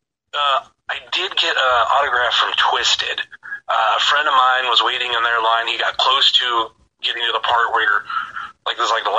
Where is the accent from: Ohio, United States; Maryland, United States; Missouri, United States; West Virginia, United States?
Ohio, United States; Northeast; I am from Northeast Ohio